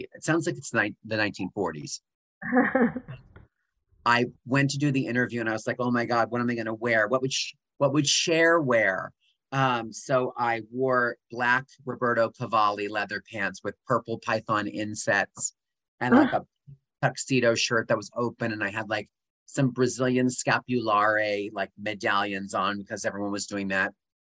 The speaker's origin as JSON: {"language": "English", "town": "Allentown", "region": "Pennsylvania", "country": "United States", "tie": "born or raised there", "moved": "as an adult", "said": "I am from Allentown, Pennsylvania, but not really like Allentown, like 20 minutes outside of Allentown"}